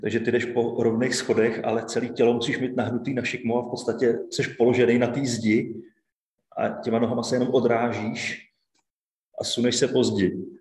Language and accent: Czech; Bohemia, Czechia; Já jsem z Čech